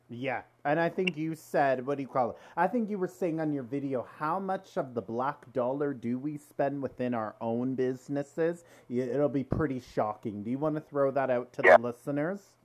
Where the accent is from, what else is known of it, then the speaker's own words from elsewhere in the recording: Toronto, Ontario, Canada; we're all from Toronto here